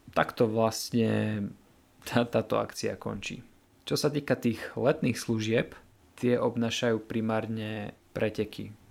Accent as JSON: {"language": "Slovak", "town": "Kežmarok", "region": "Prešov Region", "country": "Slovakia", "moved": "as an adult", "lives_now": "Košice, Slovakia", "said": "pochádzam z Kešmarku"}